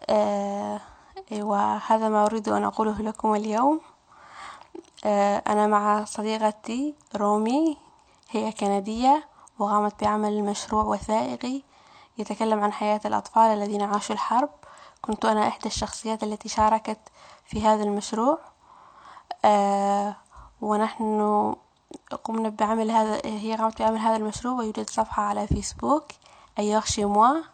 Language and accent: Arabic; Raqqa, Raqqa Governorate, Syria; now in Quebec, Canada; مرحبا أصدقائي … أنا سورية من مدينة الراقة أنا أعيش في كندا حاليا في كيبيك أعيش في كندا منذ سنتين